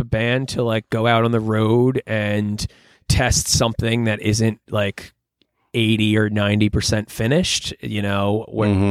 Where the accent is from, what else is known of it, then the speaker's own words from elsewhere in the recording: Long Island, New York, United States; moved away; also born or lived in Philadelphia; I grew up on Long Island and only about an hour from New York City.